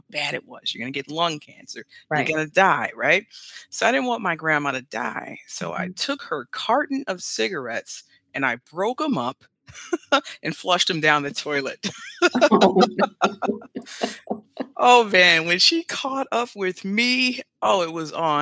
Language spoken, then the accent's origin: English; Cleveland, Ohio, United States; I'm from Cleveland, Ohio